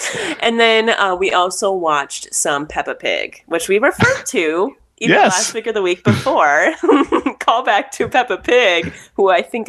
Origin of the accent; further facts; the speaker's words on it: United States; accent: American; also born or lived in Korea; they can hear my American accent come through mm-hmm. the way that I speak Korean